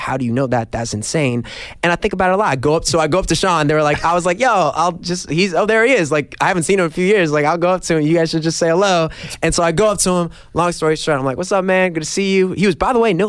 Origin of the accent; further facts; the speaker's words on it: New York, United States; Growing up in New York